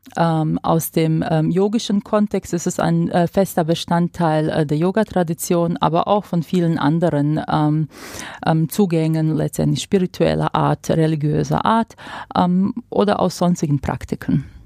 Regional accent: Croatia; now in Germany; ich komme aus Kroatien

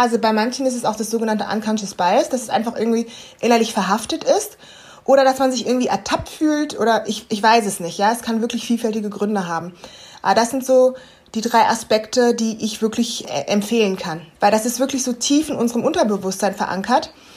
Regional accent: Germany; ich bin ja jetzt in Deutschland aufgewachsen

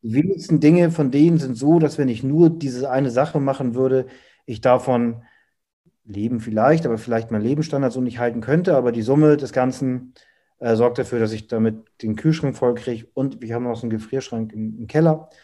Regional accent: Hamburg, Germany; ich komme aus Hamburg

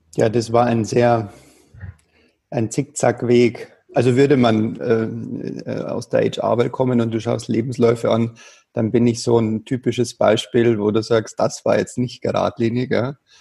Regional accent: Bavaria, Germany; ich bin ja in Bayern groß geworden

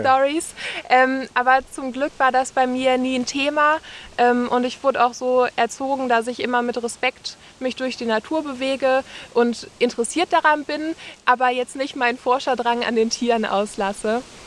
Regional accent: Essen, North Rhine-Westphalia, Germany; now in Bergisches Land, Germany; ich habe meine Kindheit an der Ruhr verbracht in Essen

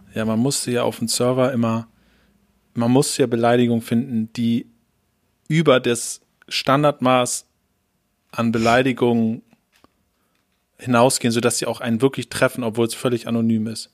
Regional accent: Hamburg, Germany; wir so Hamburger sind

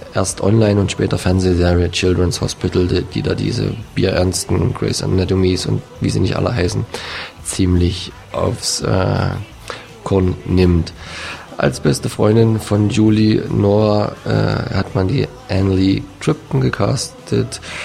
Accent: Dresden, Saxony, Germany; jetzt als Dresdner

